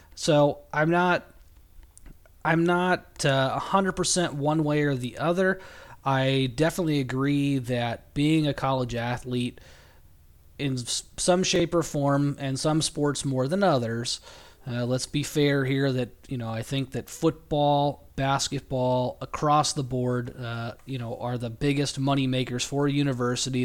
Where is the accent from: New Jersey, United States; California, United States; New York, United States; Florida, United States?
California, United States; I'm from California